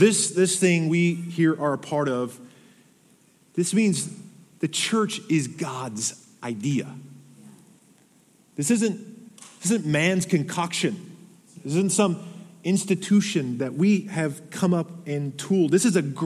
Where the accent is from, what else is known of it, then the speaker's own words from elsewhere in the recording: Arizona, United States; I was born in Arizona